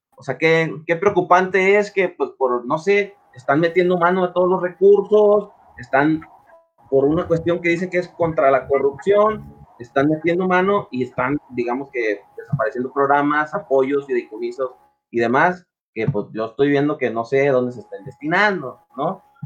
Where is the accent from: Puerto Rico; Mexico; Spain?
Mexico; en mi país